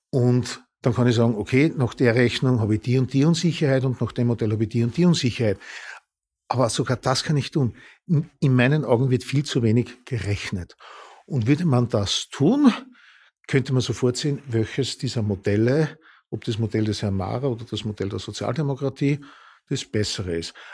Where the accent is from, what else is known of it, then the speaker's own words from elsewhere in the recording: Upper Austria, Austria; now in Vienna, Austria; Ich komme aus Oberösterreich, dort der öffentliche Verkehr. Naja, also allein wenn ich in Linz um 21.30 Uhr äh, auf der Landstraße steht